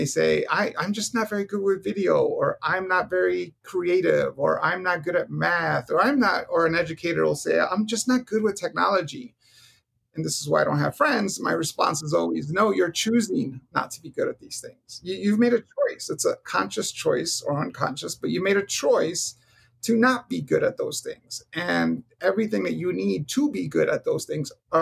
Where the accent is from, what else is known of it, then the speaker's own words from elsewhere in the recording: New York City, New York, United States; now in Arizona, United States; I grew up in Hell's Kitchen